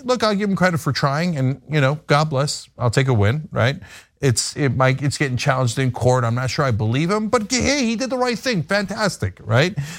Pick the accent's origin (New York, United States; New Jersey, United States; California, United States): New Jersey, United States; New Jersey, uh, my home state